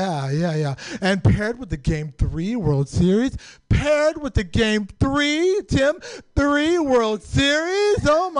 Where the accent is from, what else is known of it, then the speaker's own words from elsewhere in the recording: San Francisco, California, United States; I'm born and raised in San Francisco.